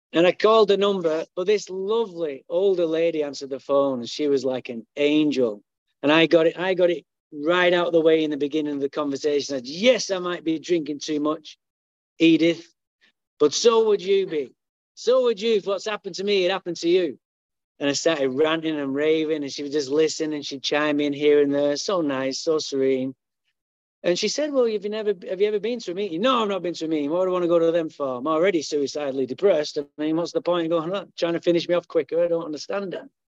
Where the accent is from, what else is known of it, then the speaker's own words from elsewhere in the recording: Manchester, North West England, United Kingdom; now in Santa Barbara, United States; I was born in Manchester, England